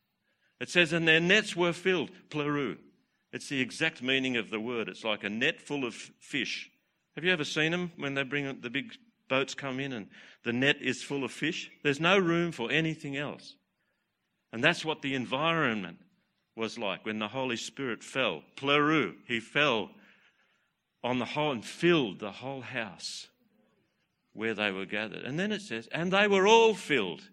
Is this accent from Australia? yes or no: yes; Newcastle, New South Wales, Australia; Hunter Valley, Newcastle.